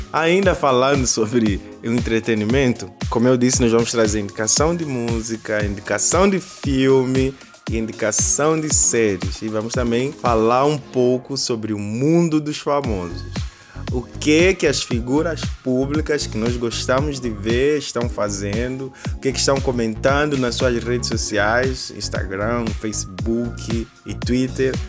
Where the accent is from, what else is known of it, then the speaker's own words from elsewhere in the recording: Angola; now in Brazil; eu que vos falo sou angolano